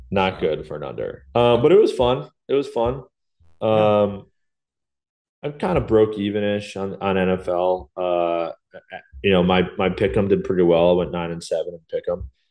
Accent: New York, United States; as a New Yorker

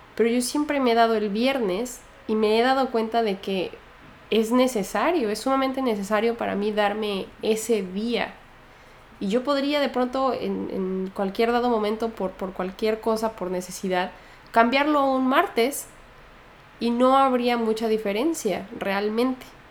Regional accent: Mexico; moved away; soy mexicana

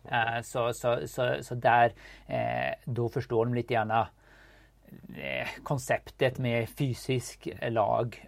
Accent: Sweden; vi kommer båda från Sverige

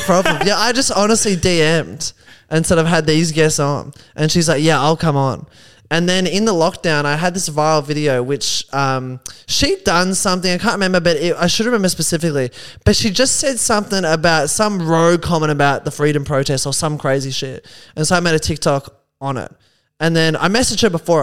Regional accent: Geelong, Victoria, Australia; There were guys in my hometown

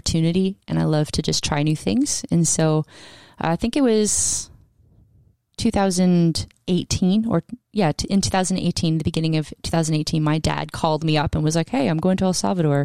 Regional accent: Canada; also born or lived in Scotland; I was from Canada and went there

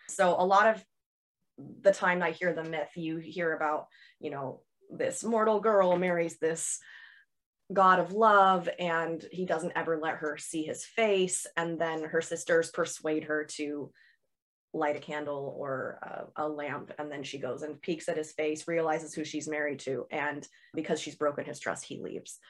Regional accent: Seattle, Washington, United States; I set it in Seattle, which is, uh, my hometown

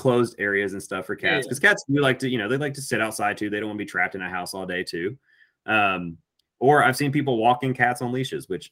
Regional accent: Alabama, United States; growing up in Alabama

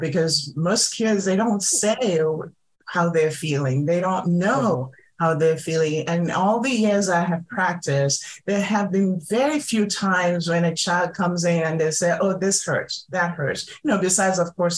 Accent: Nigeria; moved away; I'm originally from Nigeria

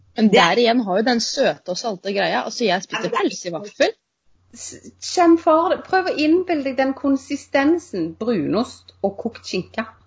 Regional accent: Moss, Østfold, Norway; er jo fra Moss

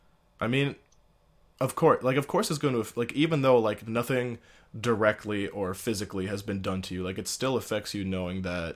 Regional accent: Timmins, Ontario, Canada; moved away; when I was living in Timmins, but But I was still like prideful and like proud to be from there.

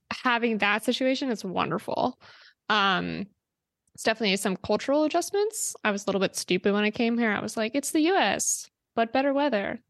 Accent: New Jersey, United States; I grew up there

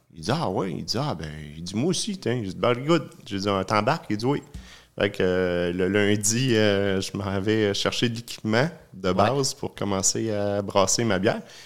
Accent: Sherbrooke, Quebec, Canada; je suis natif de Sherbrooke. Euh, je suis né là

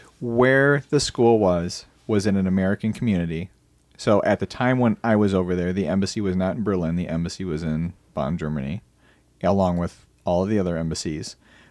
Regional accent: Brighton, South East England, United Kingdom; I grew up in Brighton all my life. I was born and raised there.

